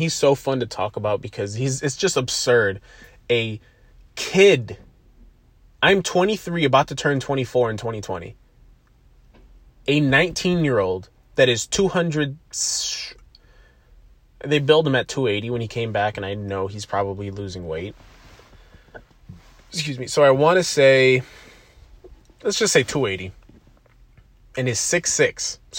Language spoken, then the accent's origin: English; Buffalo, New York, United States; And being a New Yorker, I don't care what part of the state you're in. I'm in Western New York, I'm in Buffalo, but I don't care what part of the state you're in.